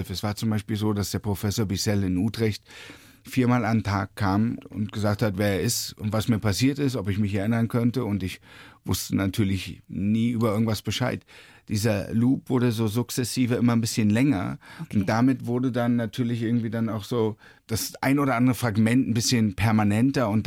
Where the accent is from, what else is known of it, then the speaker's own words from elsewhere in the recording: Berlin, Germany; Na, ich bin ja in Ostberlin groß geworden